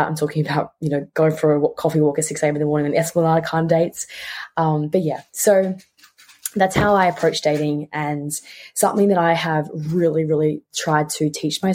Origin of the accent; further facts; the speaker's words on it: Tasmania, Australia; moved away as an adult; also born or lived in Melbourne; I grew up in Tasmania, and I grew up there and I lived there for about 15 years of my life. Because I was born in Melbourne, but I moved